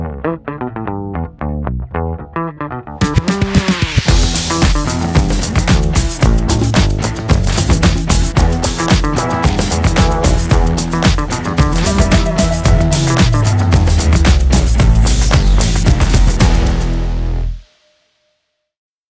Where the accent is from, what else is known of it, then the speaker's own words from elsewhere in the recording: Rancho Cucamonga, California, United States; moved away as an adult; I grew up in Rancho Cucamonga